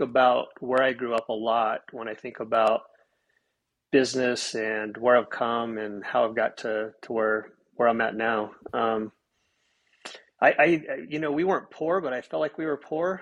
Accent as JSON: {"language": "English", "town": "Soda Springs", "region": "Idaho", "country": "United States", "tie": "born or raised there", "also_born_or_lived": "Logan, Utah", "moved": "as an adult", "lives_now": "Treasure Valley, Idaho, United States", "said": "I'm from a, a, a, small town in eastern Idaho, Soda Springs"}